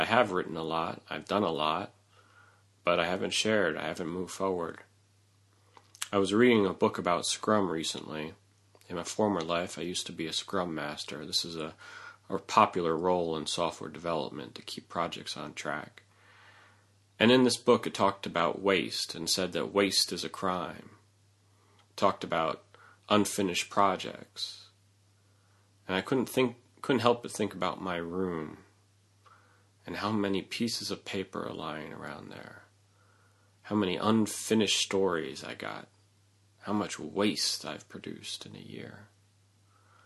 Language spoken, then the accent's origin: English; New York, United States; as a New Yorker